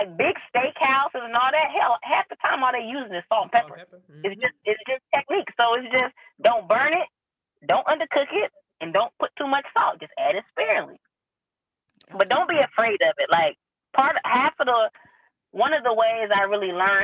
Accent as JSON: {"language": "English", "town": "Kansas City", "region": "Missouri", "country": "United States", "tie": "born or raised there", "said": "I'm from Kansas City, Missouri."}